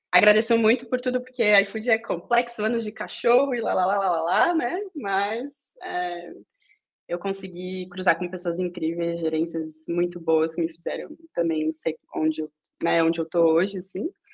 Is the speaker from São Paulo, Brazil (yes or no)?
yes; São Paulo, Brazil; moved away as an adult; now in Berlin, Germany; nascida e criada em São Paulo, é, na região ali de Jabaquara e arredores